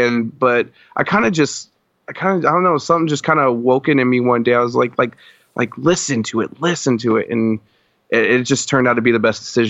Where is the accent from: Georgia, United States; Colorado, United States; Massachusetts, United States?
Colorado, United States; cause I'm originally from Colorado. {S1} Okay. {S2} So I was born and raised there, and I spent 25 years there of my life. I'm 27 now.